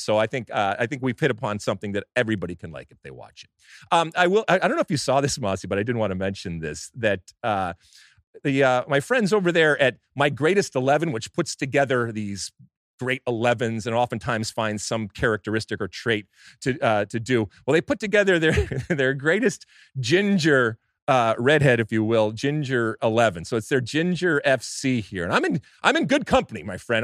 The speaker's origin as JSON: {"language": "English", "country": "United States", "said": "as an American soccer fan and as an M L S supporter"}